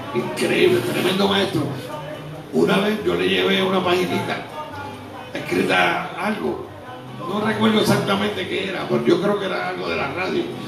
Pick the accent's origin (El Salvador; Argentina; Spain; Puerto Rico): Puerto Rico; also born or lived in Brooklyn, New York / Miami; mi kindergarten fue en Puerto Rico.